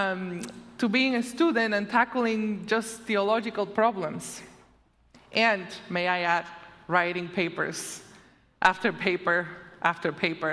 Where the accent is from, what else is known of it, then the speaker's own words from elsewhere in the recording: Puerto Rico; also born or lived in Madison, Wisconsin; now in Illinois, United States; my second home. The first one will always be Puerto Rico